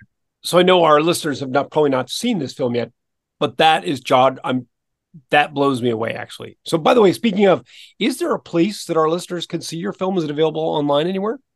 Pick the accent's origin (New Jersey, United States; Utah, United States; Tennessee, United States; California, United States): New Jersey, United States; Princeton; Born, yeah, I was born in Princeton